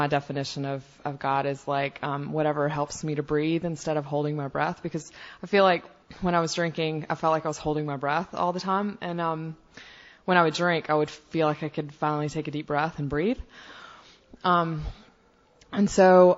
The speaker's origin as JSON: {"language": "English", "region": "the South", "country": "United States", "said": "I'm from the South where big old Bible Belt"}